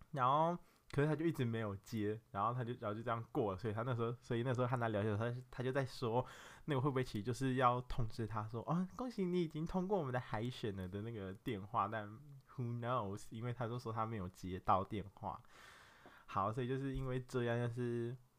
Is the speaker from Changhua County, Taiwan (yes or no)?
no; Nantou County, Taiwan; moved away; 我就是从南投来的一个真咖